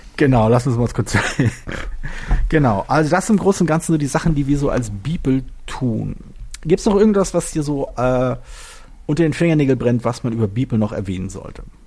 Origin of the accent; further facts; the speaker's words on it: Berlin, Germany; ich bin halt Berliner äh, und, und zwar halt geborener Berliner